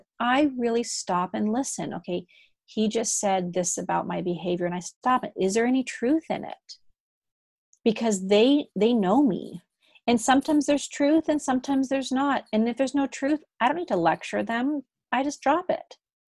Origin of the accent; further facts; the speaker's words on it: Germany; accent: German; first language German; also born or lived in Amsterdam, Netherlands; even though I speak English very well, German is actually my first language. I was born in Amsterdam. I spoke Dutch and English. And then I moved to Germany when I was 3 and a half, and I picked up German instantly.